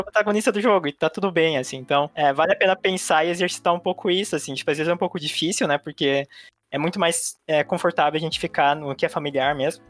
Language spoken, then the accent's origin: Portuguese; Brazil; Eu sou asiática brasileira